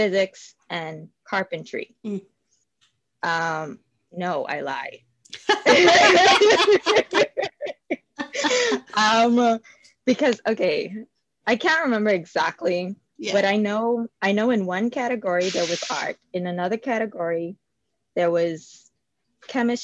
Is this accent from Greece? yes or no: no; Nassau, Bahamas; I am born and raised in the Bahamas, Nassau, Bahamas.